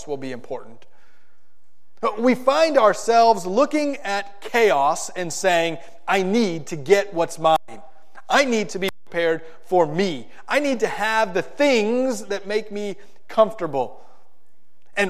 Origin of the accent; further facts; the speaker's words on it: South Florida, United States; When I was in middle school and high school, growing up in South Florida